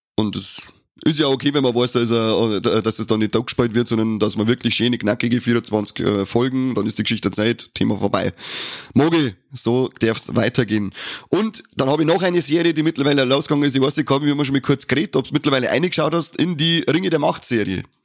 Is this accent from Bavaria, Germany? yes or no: yes; Bavaria, Germany; bei uns in Bayern